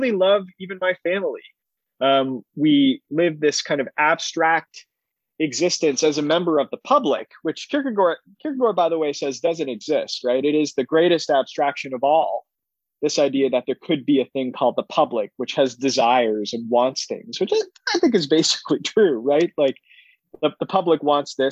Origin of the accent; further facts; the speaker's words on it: Canada; as a Canadian